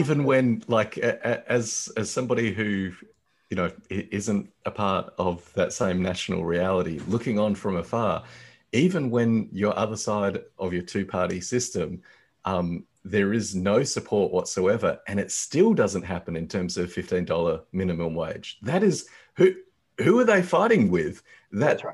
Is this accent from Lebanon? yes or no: no; Australia; as an Australian